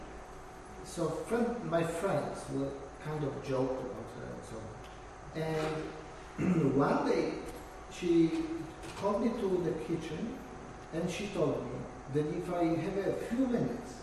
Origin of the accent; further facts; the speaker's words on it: Poland; moved away; I'm coming from Poland